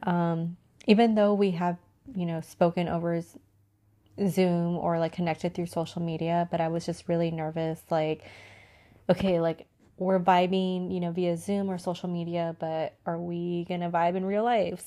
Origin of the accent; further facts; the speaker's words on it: San Diego, California, United States; I'm from San Diego, so San Diego is known to have, like, the most beautiful weather